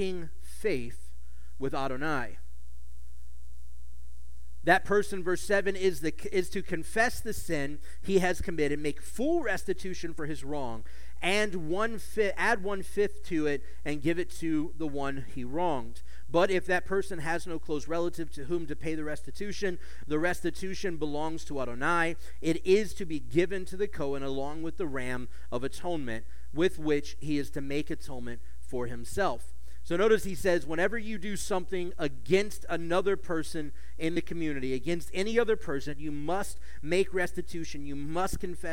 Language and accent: English; United States; as an American Jew